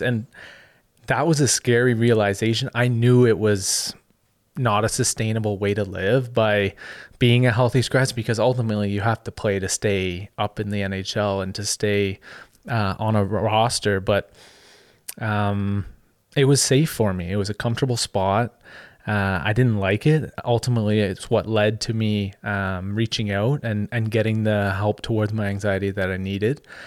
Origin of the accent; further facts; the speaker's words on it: Ottawa, Ontario, Canada; in Ottawa, so my hometown